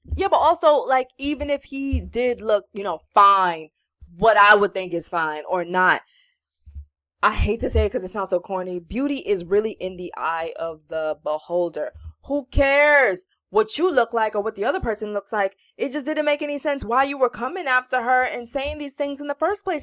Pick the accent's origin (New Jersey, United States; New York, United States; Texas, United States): New York, United States; we're from New York